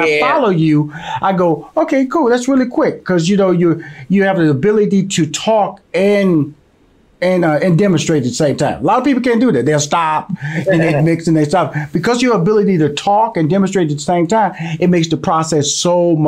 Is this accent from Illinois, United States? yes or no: no; Houston, Texas, United States; born or raised there